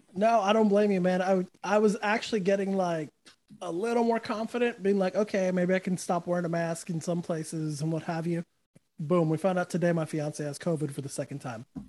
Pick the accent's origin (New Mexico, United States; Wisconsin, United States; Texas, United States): New Mexico, United States; moved away; I grew up in New Mexico, so everyone where I was from was either a Bronco fan or a Cowboy fan